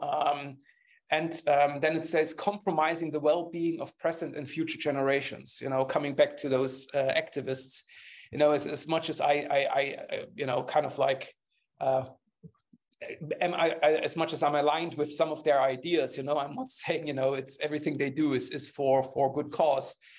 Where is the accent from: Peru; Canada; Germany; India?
Germany; English is a second language; I'm coming from Germany